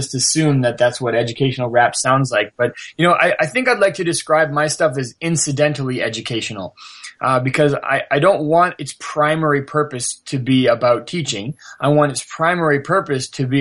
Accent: Canada; I'm from Canada and I'm, you know, I grew up in a fairly sheltered lifestyle

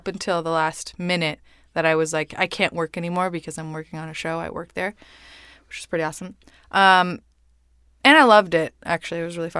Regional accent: Mexico; first language Spanish; English is a second language; I'm Mexican.

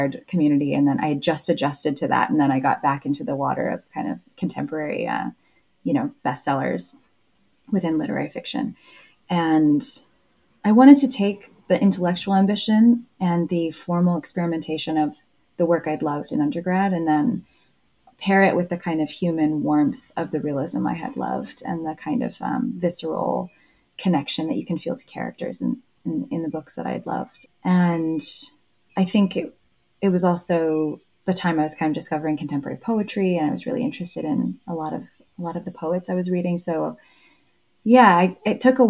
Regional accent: South Bend, Indiana, United States; moved away; I was a little bit resistant to staying in my hometown

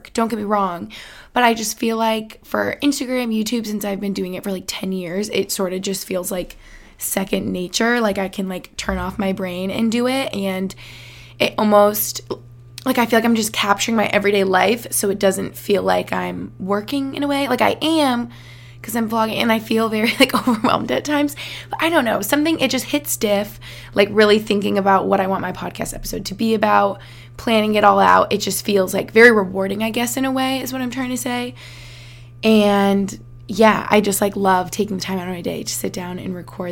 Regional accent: Albany, New York, United States; also born or lived in Boston, Massachusetts; now in Allentown, United States; my hometown in Albany

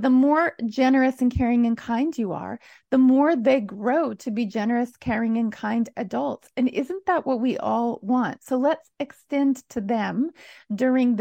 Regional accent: Alberta prairies, Canada; being a kid growing up on the Alberta prairies

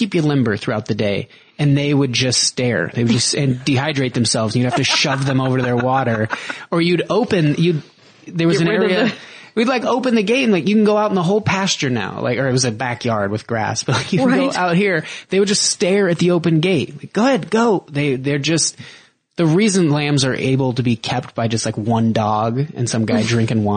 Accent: Reno, Nevada, United States; this is Lemon Valley, which is like 15 miles north of Reno

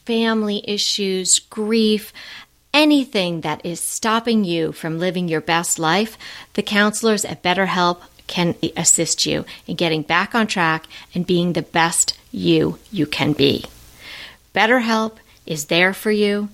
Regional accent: Long Island, New York, United States; I'm from Long Island, I am not an island girl

